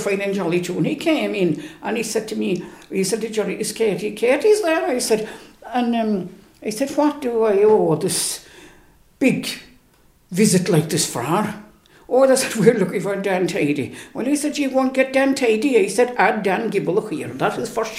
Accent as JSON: {"language": "English", "area": "Ballyvourney, Cork", "region": "Munster", "country": "Ireland", "tie": "born or raised there", "said": "I was born back in Fohorese"}